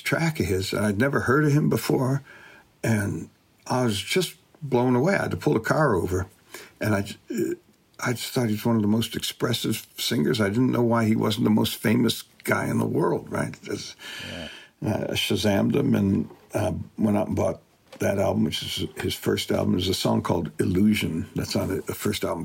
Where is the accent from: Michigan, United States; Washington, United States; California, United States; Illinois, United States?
Michigan, United States; Detroit; I'm from Detroit